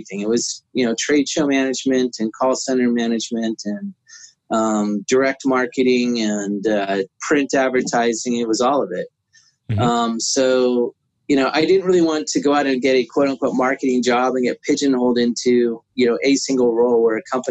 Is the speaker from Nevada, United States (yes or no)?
no; San Jose, California, United States; I grew up in San Jose